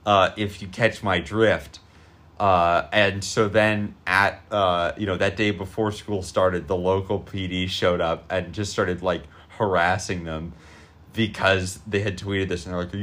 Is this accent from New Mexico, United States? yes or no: yes; New Mexico, United States; You mean New Mexico, the place where we're both from.